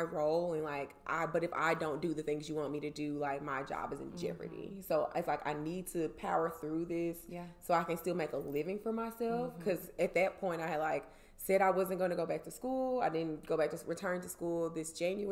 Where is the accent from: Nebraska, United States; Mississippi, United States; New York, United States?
Mississippi, United States; Jackson; moved away as an adult; also born or lived in Atlanta, Georgia / Washington, D.C.; I'm from Jackson originally, and we grew up together.